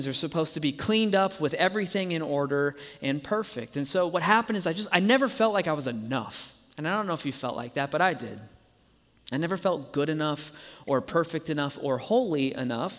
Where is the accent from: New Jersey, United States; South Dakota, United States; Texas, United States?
Texas, United States; Dallas; now in Colorado, United States; I grew up in Dallas, Texas